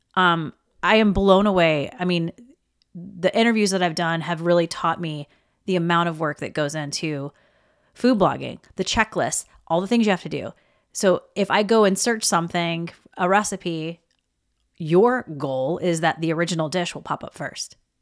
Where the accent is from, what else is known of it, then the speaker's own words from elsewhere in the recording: the South, United States; I was raised in the South